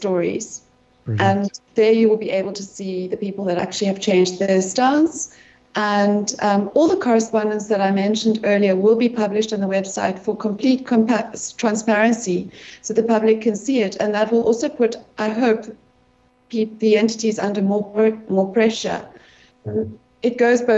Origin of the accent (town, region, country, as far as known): South Africa